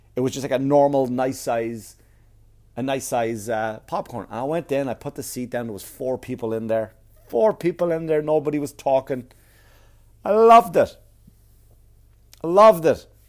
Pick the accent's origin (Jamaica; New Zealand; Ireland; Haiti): Ireland; Wexford, Leinster; Wexford, Wexford, Ireland, my hometown.